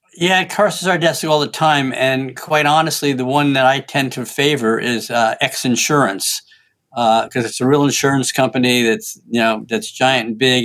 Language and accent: English; Washington, United States; now my home state of Washington.